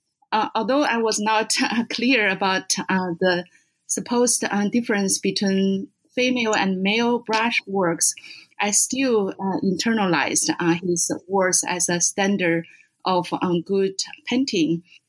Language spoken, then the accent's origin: English; Beijing, China; moved away as an adult; now in United States; I was born and brought up in Beijing. I was first trained as an art historian and worked as an assistant curator in Beijing Art Museum for about 5 years before coming to the U.S.